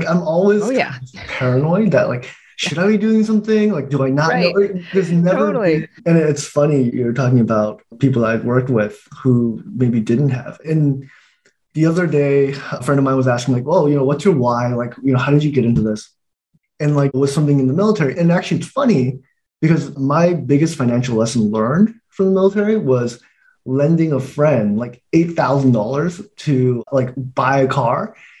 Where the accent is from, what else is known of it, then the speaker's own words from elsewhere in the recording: Taiwan; born there; moved away; You know, I was born in Taiwan. We immigrated here.